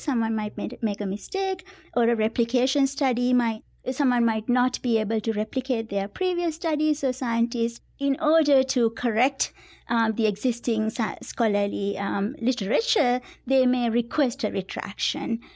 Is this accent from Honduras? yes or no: no; Sri Lanka; moved away as an adult; now in United States; I grew up in Sri Lanka